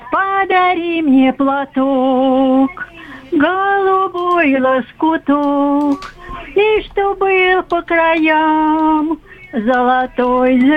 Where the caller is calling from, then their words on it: Vladimir Oblast, Russia; Я звоню из Владимирской области, из родового поместья.